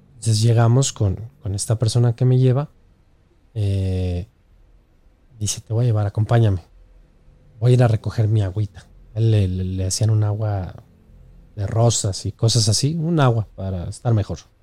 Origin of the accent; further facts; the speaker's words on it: Mexico; nosotros como mexicanos